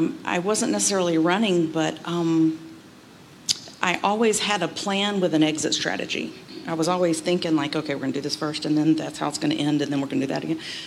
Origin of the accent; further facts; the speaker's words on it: Atlanta, Georgia, United States; moved away as an adult; also born or lived in St. Louis / Belleville / Tampa / Nashville; I'm born and raised in Atlanta